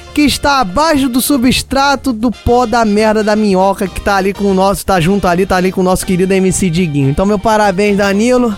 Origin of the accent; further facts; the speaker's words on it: Rio de Janeiro, Brazil; accent: carioca; Eu sou carioca, acho que não dá para negar pelo meu sotaque.